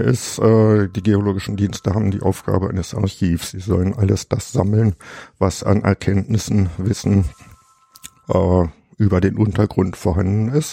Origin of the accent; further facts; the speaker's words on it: Germany; moved away as an adult; Also ich stamme aus dem Harz